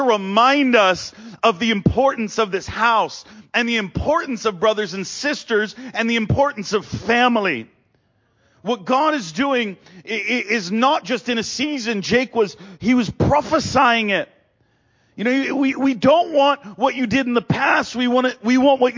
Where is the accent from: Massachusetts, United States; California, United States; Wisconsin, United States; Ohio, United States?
Massachusetts, United States; moved away; also born or lived in Pennsylvania; I'm from Massachusetts